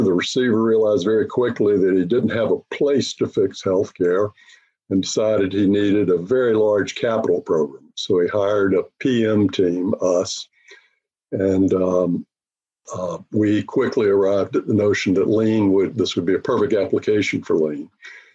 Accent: North Carolina, United States; moved away; I grew up in North Carolina

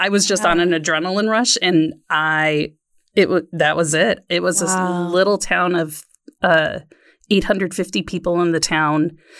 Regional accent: Waukegan, Illinois, United States; No, I grew up in Waukegan, Illinois, right up on the border of Wisconsin and Illinois, and huge school of 4,000 kids in the high school.

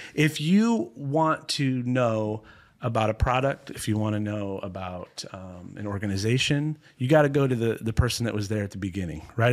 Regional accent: Ohio, United States; I grew up in Ohio, not quite as cold as, as Minnesota

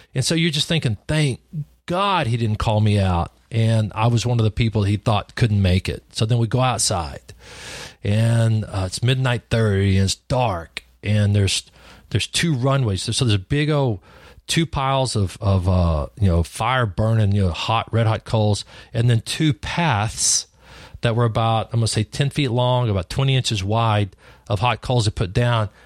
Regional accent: Lubbock, Texas, United States; also born or lived in New Deal, Texas; I was born in Lubbock, Texas, back in the old days. grew up in the big city of Lubbock and then went to the first grade, and then we moved out into the country.

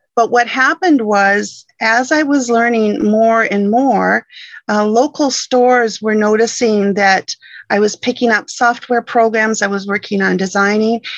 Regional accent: Michigan, United States; moved away as an adult; now in British Columbia, Canada; originally I'm from Michigan, born and raised in Michigan

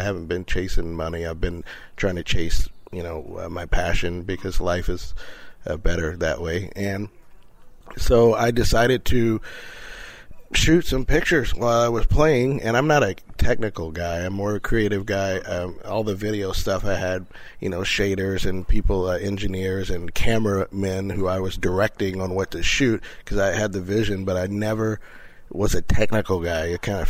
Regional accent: Indiana, United States; It was interesting. I was, like I said, I was a preacher's kid, so that's different than anything in the world. But we grew up in a pretty segregated neighborhood

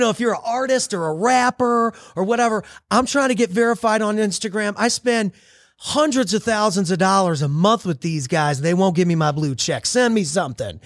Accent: St. Louis, Missouri, United States; I grew up in Saint Louis, Missouri, small town, kinda like a little big town

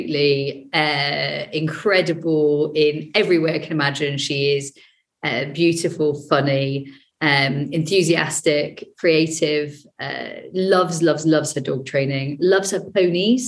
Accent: Devon, South West England, United Kingdom; born or raised there

